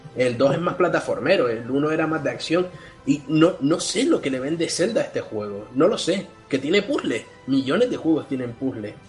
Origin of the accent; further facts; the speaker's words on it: Spain; somos el país de Europa con mayor cantidad de smartphones por persona